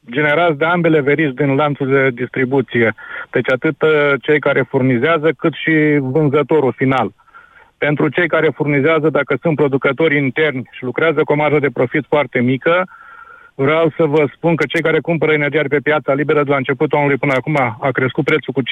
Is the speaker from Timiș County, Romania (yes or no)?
yes; Timișoara, Timiș County, Romania; Te sunt din Timișoara. Tu ești din uh, Severin, din Orșova. Așa. Am terminat facultatea în Timișoara, am rămas aici, m-am căsătorit cu Ardeleancă.